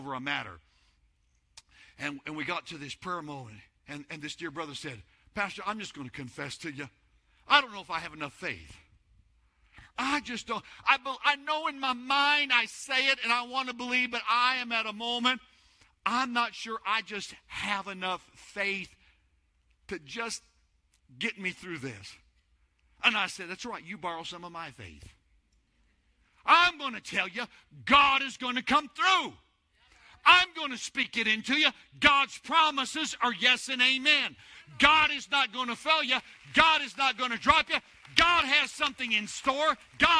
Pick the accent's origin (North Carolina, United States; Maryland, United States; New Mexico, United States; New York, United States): New Mexico, United States; moved away as an adult; now in Texas, United States; Before Denise and I came to Texas, we're from New Mexico. That's where we lived